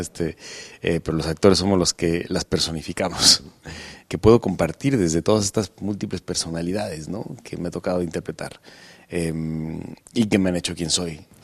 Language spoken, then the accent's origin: Spanish; Guadalajara, Jalisco, Mexico; nunca he, interpretado un personaje de donde yo soy